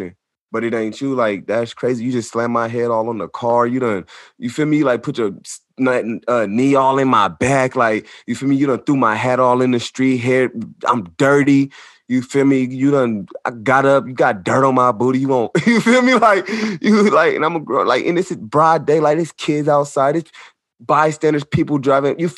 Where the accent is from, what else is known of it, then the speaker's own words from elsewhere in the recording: Sacramento, California, United States; also born or lived in Long Beach, California; I'm from Sacramento, California, born in Long Beach, California, though